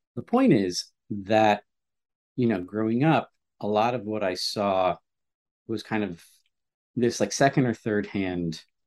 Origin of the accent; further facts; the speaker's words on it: Stamford, Connecticut, United States; I grew up in Stamford, Connecticut